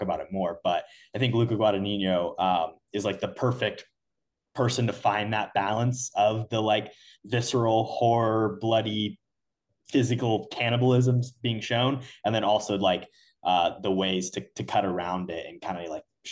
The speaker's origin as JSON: {"language": "English", "region": "Indiana", "country": "United States", "said": "we're from Indiana."}